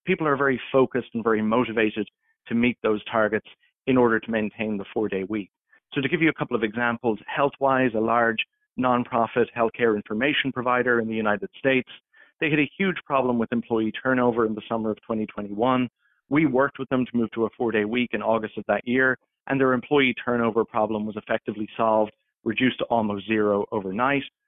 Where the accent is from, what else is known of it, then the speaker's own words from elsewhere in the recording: Ireland; moved away as an adult; now in Toronto, Canada; I'm originally from Ireland